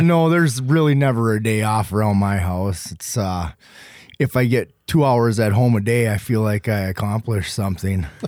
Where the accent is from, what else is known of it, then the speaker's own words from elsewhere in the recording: Beulah, North Dakota, United States; I'm from Beulah, North Dakota.